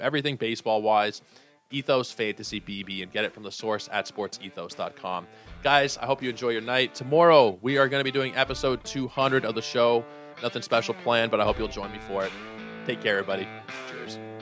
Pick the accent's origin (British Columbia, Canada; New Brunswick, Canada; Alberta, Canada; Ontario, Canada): Ontario, Canada; Toronto; I am from Toronto.